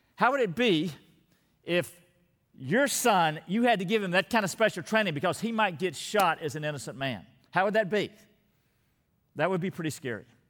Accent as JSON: {"language": "English", "region": "Texas", "country": "United States", "said": "my state, Texas"}